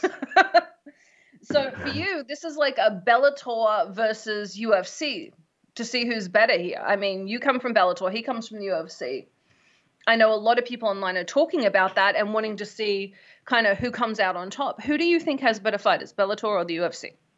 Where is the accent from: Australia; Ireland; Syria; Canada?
Australia; now in United States; I'm Australian